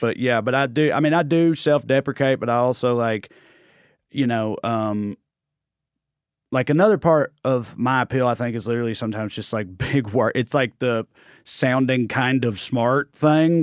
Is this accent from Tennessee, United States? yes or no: yes; Clay County, Tennessee, United States; accent: Southern; moved away as an adult; also born or lived in Knoxville, Tennessee; now in Los Angeles, United States; I'm from Clay County, Tennessee